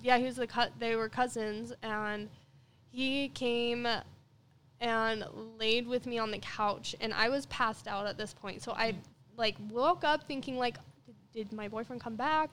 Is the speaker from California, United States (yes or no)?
no; Ogden, Utah, United States; I'm from Ogden